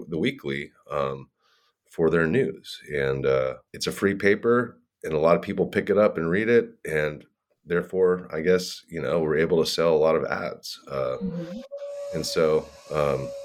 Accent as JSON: {"language": "English", "area": "San Francisco Bay Area", "region": "California", "country": "United States", "tie": "born or raised there", "lives_now": "Monterey, United States", "said": "I grew up in the San Francisco Bay Area"}